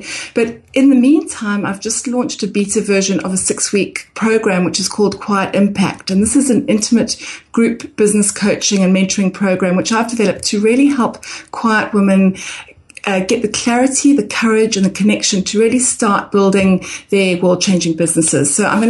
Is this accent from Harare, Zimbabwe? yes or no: yes; Harare, Zimbabwe; moved away as an adult; also born or lived in South Africa / England; now in Brisbane, Australia; On the personal front, John, I'm originally from Harare, Zimbabwe. So I went to school there and then I went to university in South Africa.